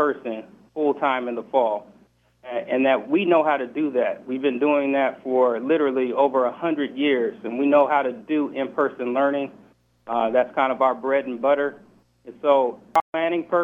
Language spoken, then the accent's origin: English; Seattle, Washington, United States; I'm from Seattle.